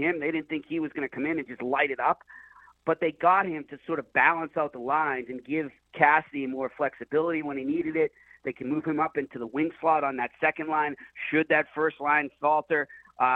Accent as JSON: {"language": "English", "town": "Boston", "region": "Massachusetts", "country": "United States", "tie": "born or raised there", "said": "I grew up in Boston"}